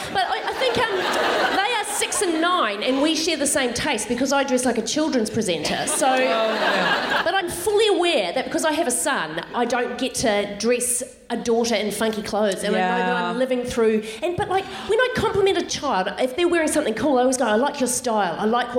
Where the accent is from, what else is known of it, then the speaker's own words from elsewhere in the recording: New Zealand; now in Australia; I am from New Zealand, which is the Tasmania of Tasmania, right?